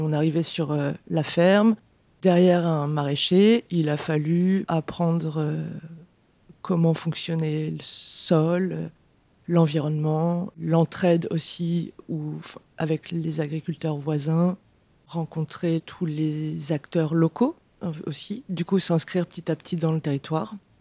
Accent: Beauce, Centre-Val de Loire, France; moved away as an adult; now in Vienne, France; je suis originaire de Beauce. Du coup, euh, j'ai grandi en mode euh, campagne industrielle.

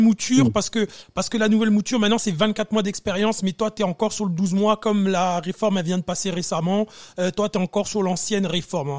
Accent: France; moved away as an adult; now in Canada; ça fait un petit moment que j'ai quitté la France

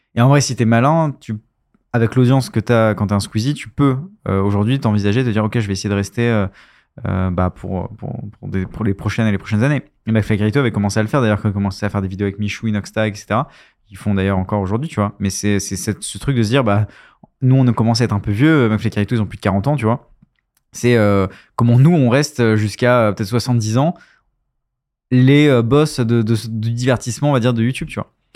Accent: France; on est français

